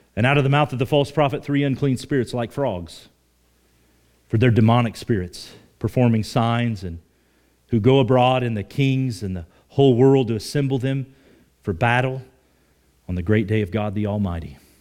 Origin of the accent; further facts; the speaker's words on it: Oklahoma, United States; moved away; I grew up in Oklahoma